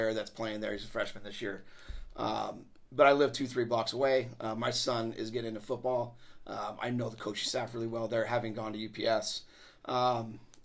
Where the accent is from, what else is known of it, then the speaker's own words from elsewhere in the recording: Colorado, United States; moved away as an adult; also born or lived in Puget Sound region, Washington; now in Washington, United States; I'm from Colorado